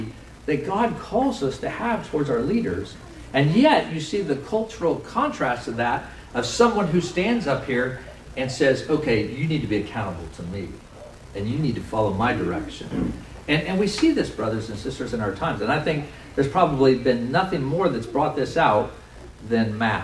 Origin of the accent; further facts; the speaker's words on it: United States; we're also American